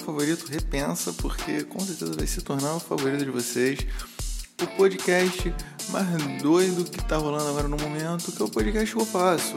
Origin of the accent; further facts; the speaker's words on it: Rio de Janeiro, Brazil; accent: carioquês; first language Portuguese and Spanish (joked as portunhol); also born or lived in Uruguay; aprendi a falar portunhol antes do carioquês